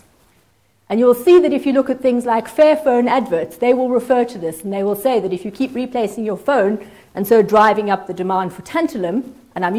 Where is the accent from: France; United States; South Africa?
South Africa; now in United Kingdom; I'm South African